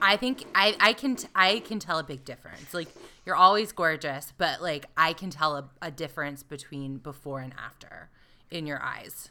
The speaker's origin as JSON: {"language": "English", "region": "the South", "country": "United States", "tie": "born or raised there", "said": "I grew up in the South"}